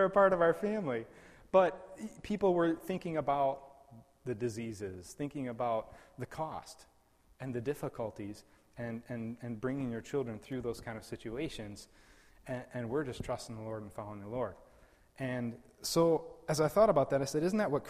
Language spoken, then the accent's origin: English; West Michigan, United States; also born or lived in Papua New Guinea; I was born and raised in West Michigan